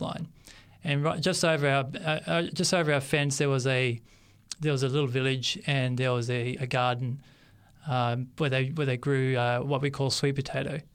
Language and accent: English; Sydney, New South Wales, Australia; accent: Australian; also born or lived in Papua New Guinea; I was born in 1979 in Sydney. I uh, grew okay. up in Western Sydney, in the suburbs of Western Sydney